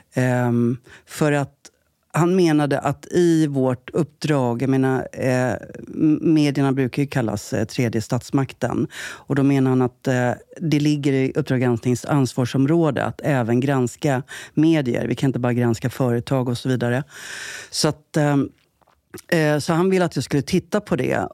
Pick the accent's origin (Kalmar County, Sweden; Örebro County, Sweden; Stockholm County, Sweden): Stockholm County, Sweden; Jakobsberg; also born or lived in Södertälje; uppvuxen i Jakobsberg.